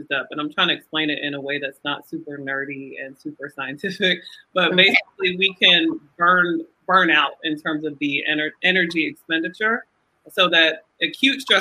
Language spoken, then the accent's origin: English; Nigeria; now in Atlanta, United States; I'm Nigerian